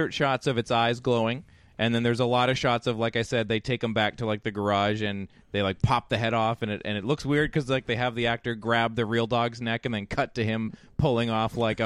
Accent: Peterborough, Ontario, Canada; my hometown of Peterborough

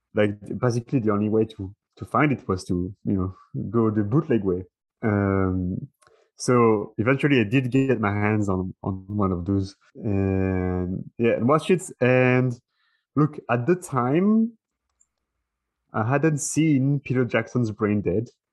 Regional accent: France; that's where I'm from. I'm from France

